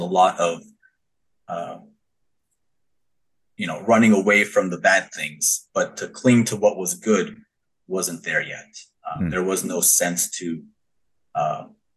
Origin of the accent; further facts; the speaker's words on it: Thousand Oaks, California, United States; I grew up in Thousand Oaks, California, born and raised